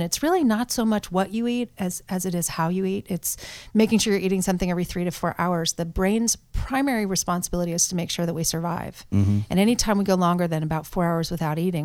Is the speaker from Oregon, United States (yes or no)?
yes; Portland, Oregon, United States; moved away as an adult; also born or lived in Pennsylvania; born and raised in Portland, Oregon